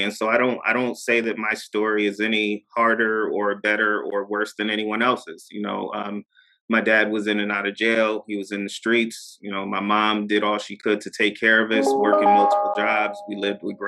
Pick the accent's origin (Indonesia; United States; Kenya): United States; Poughkeepsie, New York; moved away as an adult; I'm from Poughkeepsie, New York